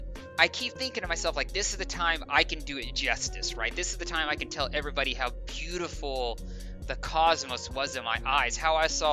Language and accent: English; Arkansas, United States; accent: southern; we are also both from Arkansas, so if our southern accent comes through